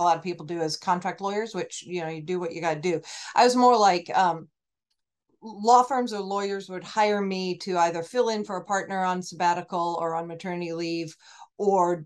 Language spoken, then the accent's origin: English; Oregon, United States; moved away as an adult; also born or lived in California; now in Portland, United States; I'm from Oregon. I just moved here.